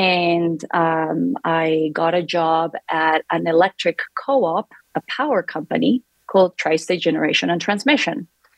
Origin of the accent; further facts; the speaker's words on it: Lima, Peru; moved away as an adult; also born or lived in Lexington, Kentucky; now in Colorado, United States; Well, I was born and raised in Lima, Peru. I lived about 10 minutes from the coast.